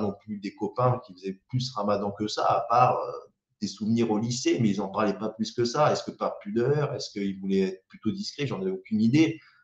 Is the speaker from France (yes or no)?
yes; the South, south of France, France; moved away as an adult; now in Île-de-France, France; quand on vient du Sud